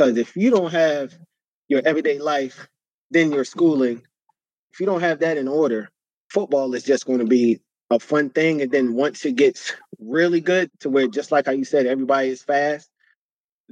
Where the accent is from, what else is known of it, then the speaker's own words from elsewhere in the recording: New York City, New York, United States; moved away; also born or lived in New Jersey; growing up in the South Bronx and then eventually moving to the suburbs of New Jersey